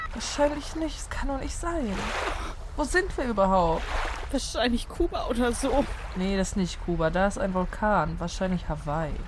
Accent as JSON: {"language": "German", "region": "Northern Germany", "country": "Germany", "said": "Auch ich bin Norddeutsche"}